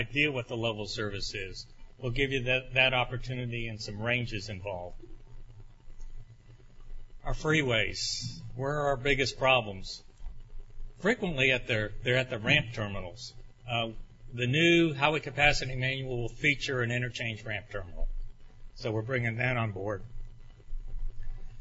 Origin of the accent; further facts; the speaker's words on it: Orlando, Florida, United States; this indeed is my hometown